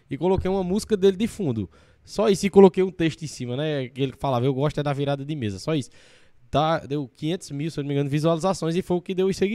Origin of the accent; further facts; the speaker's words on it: Paraíba, Brazil; da minha região, da Paraíba, né, com um sotaque parecido com o meu